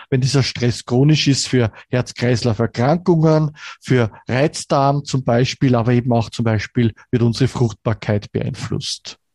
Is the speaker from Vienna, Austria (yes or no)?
yes; Vienna, Austria; born there; bin gebürtiger Wiener, lebe auch in Wien